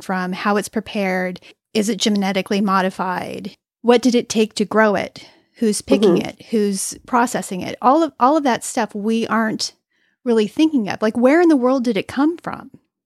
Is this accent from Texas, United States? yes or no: no; California, United States; I'm from California